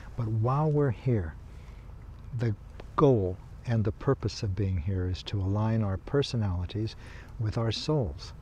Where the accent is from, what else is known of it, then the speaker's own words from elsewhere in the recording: Kansas, United States; I come from Kansas